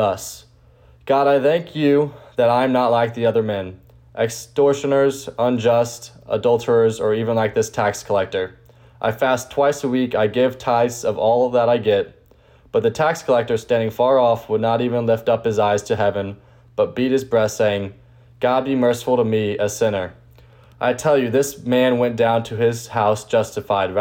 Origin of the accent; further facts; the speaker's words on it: St. Louis, Missouri, United States; I'm a senior from St. Louis.